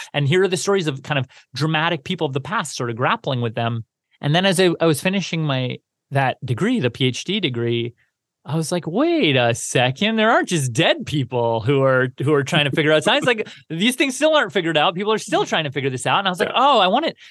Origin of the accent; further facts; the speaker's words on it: Canada; growing up in Canada, I feel like I I really I really liked science until about high school